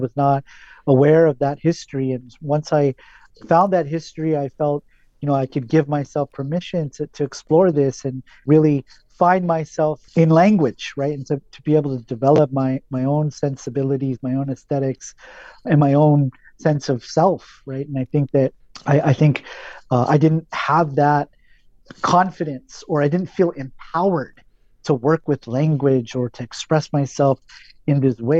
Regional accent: California, United States; You know, I grew up here in Southern California.

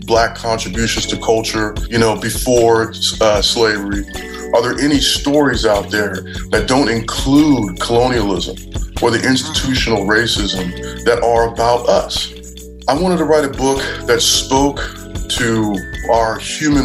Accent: San Diego, California, United States; I was born and raised right here in San Diego, California

